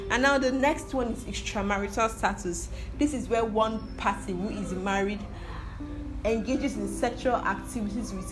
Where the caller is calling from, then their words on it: Nigeria; I'm listening from Nigeria